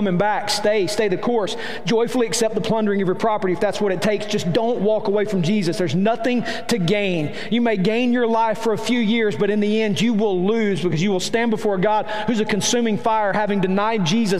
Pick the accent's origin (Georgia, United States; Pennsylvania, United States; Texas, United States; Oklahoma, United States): Georgia, United States; Silver Creek; now in Rome, United States; I am from Silver Creek. And you can take the boy out of Silver Creek, but it's hard taking Silver Creek out of the boy